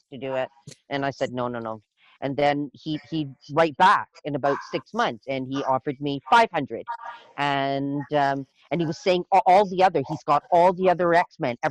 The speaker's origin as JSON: {"language": "English", "country": "Barbados", "said": "I've been home in Barbados"}